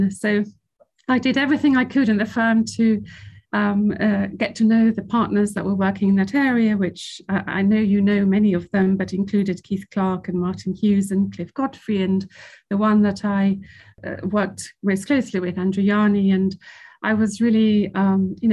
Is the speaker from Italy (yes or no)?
yes; Italy; also born or lived in Switzerland; I'm half Spanish, half English. I grew up in Italy and in Switzerland.